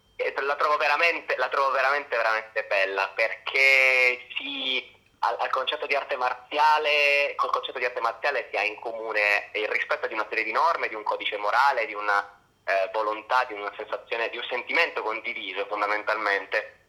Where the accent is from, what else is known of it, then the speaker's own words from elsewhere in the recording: Apulia, Italy; Io da pugliese